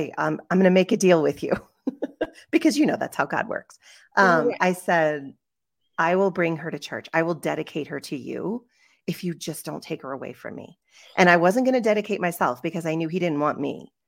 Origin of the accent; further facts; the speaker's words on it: West Virginia, United States; born there; And so I was born in West Virginia. So that's where I went to school. I went to Shepherd University, which was Shepherd College at the time